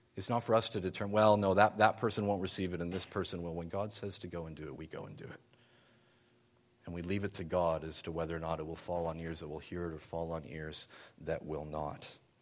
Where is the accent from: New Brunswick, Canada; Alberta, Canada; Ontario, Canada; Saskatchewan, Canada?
New Brunswick, Canada; moved away as an adult; also born or lived in United Kingdom; now in Ottawa, Canada; I grew up in New Brunswick and was then in the U K for a number of years